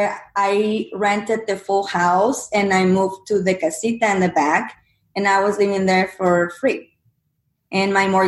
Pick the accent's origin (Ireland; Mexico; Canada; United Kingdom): Mexico; English is a second language; moved away as an adult; now in United States; my background, I'm from Mexico. I came from Mexico to the U.S. when I was 21